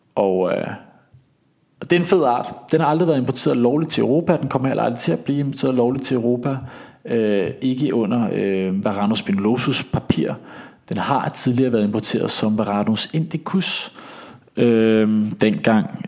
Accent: Denmark; accent: Danish; very Danish-agtig

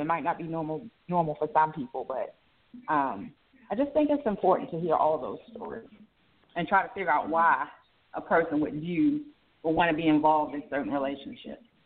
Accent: Baltimore, Maryland, United States; moved away; I'm originally from Baltimore, uh, Maryland

